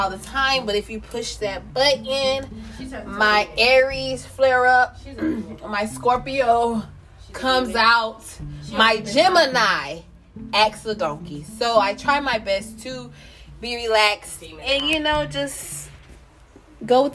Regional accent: North Carolina, United States; moved away as an adult; now in Orlando, United States; I'm originally from North Carolina, currently stay in Orlando, Florida

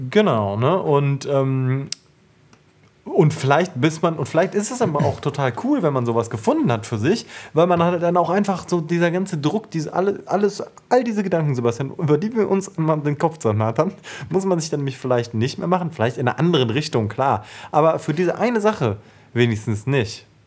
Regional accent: Paderborn, North Rhine-Westphalia, Germany; moved away; Paderborn, meine alte Heimat

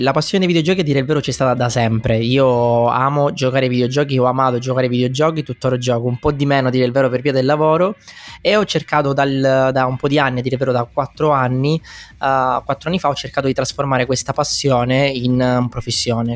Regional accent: Messina, Sicily, Italy; also born or lived in London; now in Milan, Italy; io sono originario di Messina ma abito a Milano

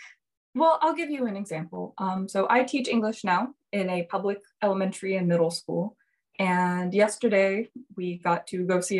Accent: Tampa, Florida, United States; moved away as an adult; also born or lived in Atlanta, Georgia; now in Japan; I am originally from Tampa, Florida. I lived about an hour and a half from Disney World, which means that I am super spoiled because we have a gigantic international community there and just, see tourists from all over the world.

